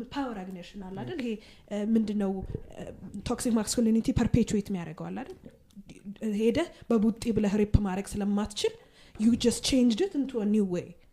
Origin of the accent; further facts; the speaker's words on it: Addis Ababa, Ethiopia; ሴቶች አዲስ አበባ ውስጥ ተወልደን